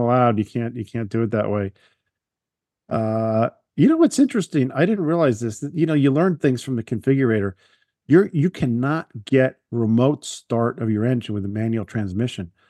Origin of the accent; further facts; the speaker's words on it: Long Island, New York, United States; I grew up on Long Island